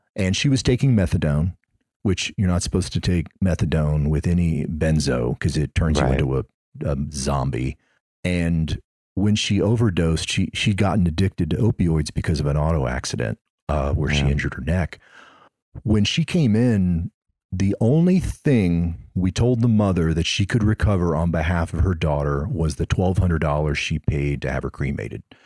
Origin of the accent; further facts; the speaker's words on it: Missouri, United States; now in Florida, United States; I'm originally from Missouri